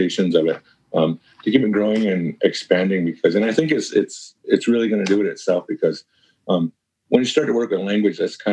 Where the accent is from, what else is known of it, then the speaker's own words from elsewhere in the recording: Canada; moved away as an adult; now in Ithaca, United States; we live in this flat piece of land up here in Canada, you know what I mean? It's really flat and there's really nothing.